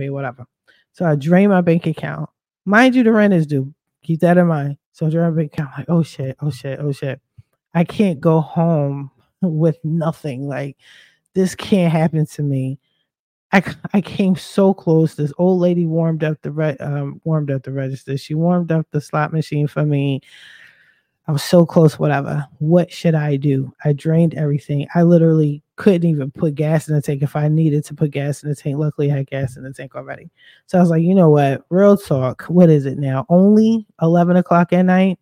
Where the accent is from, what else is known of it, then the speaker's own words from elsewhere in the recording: Philadelphia, Pennsylvania, United States; also born or lived in Chester, Pennsylvania, United States; I'm from Philly, but I stay repping Chester, PA